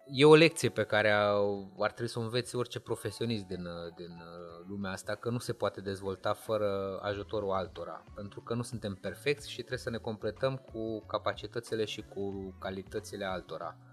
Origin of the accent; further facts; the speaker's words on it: Moldavia, Romania; eu sunt de la Moldova, de acolo sunt ca și ei.